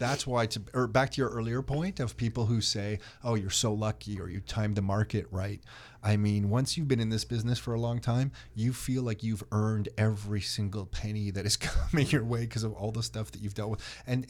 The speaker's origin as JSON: {"language": "English", "town": "Newmarket", "region": "Ontario", "country": "Canada", "tie": "born or raised there", "said": "I mean, I grew up in Newmarket. I can't believe how the prices are now."}